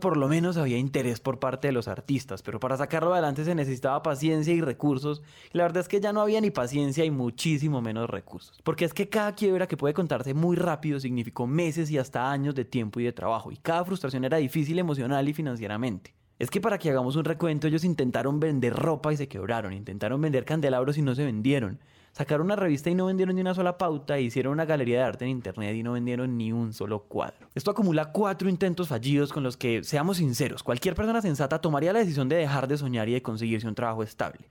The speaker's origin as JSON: {"language": "Spanish", "town": "Pereira", "region": "Risaralda", "country": "Colombia", "said": "Yo soy de Pereira. Y para los no colombianos, Pereira es una ciudad intermedia que queda justo en la mitad de la zona cafetera de Colombia."}